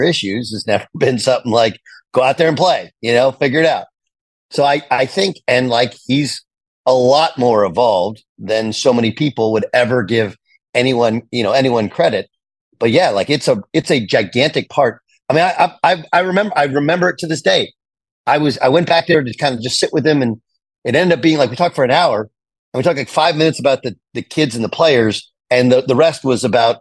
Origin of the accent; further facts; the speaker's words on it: California, United States; I grew up on Big East basketball in California